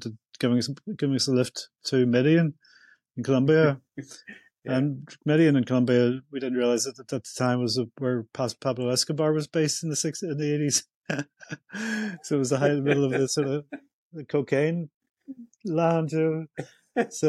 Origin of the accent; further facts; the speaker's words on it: Belfast, Northern Ireland, United Kingdom; growing up in Northern Ireland, Belfast in the 70s